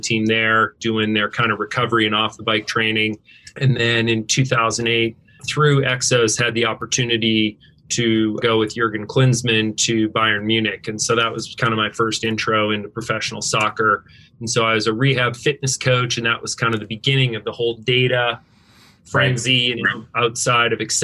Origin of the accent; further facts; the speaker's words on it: Northern Alberta, Canada; moved away; also born or lived in Washington State, United States / Seattle, United States; I grew up in Northern Alberta, Canada, grew up ski racing.